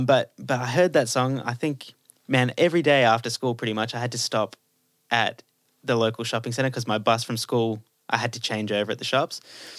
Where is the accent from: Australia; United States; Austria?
Australia; Cherrybrook, New South Wales; also born or lived in North Rocks / Baulkham Hills / Castle Hill; And I grew up in Baulkham Hills, and then moved to Cherrybrook when I was, so I was born in North Rocks, moved to Cherrybrook, grew up there, then moved to Castle Hill when I was a teenager, then moved back to Cherrybrook